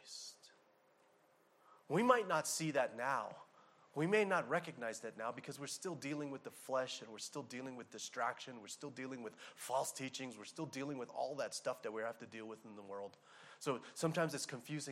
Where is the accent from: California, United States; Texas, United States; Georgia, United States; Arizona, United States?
Arizona, United States; I'm from Arizona